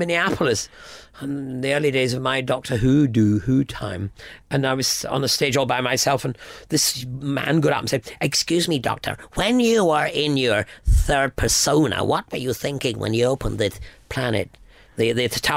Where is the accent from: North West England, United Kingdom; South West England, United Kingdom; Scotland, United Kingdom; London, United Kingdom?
Scotland, United Kingdom; a lot of Scots, we're